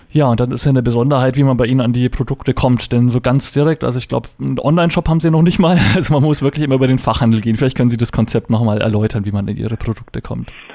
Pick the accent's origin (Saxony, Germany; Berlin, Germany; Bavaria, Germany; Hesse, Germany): Bavaria, Germany; Upper Franconia; ich bin ja auch ein gebürtiger Oberfranke